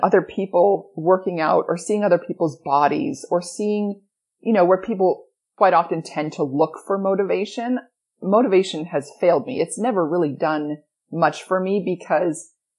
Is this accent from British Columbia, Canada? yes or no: no; Edmonton, Alberta, Canada; moved away; I grew up in Edmonton, Alberta, Canada. I grew up in darkness and in cold